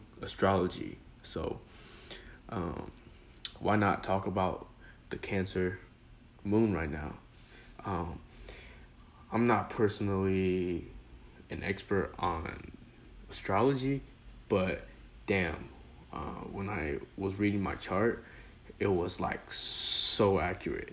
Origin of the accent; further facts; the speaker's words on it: China; moved away; when I was born, when I was in China, and talking about my grandparents and just the people I grew up with in China